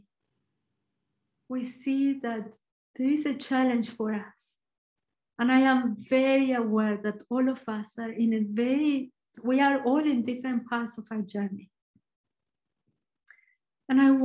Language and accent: English; Argentina; English is a second language; I'm Argentinian, so my accent is probably a little bit different